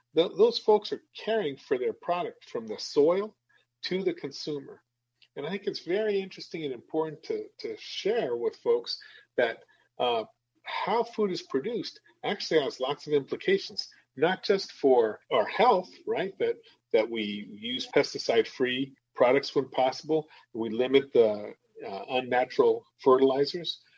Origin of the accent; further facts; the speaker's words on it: New Mexico, United States; moved away as an adult; now in Madison, United States; I'm from the Southwest. I'm from New Mexico, right? And uh, when I moved here to the Midwest, when we moved here 16 years ago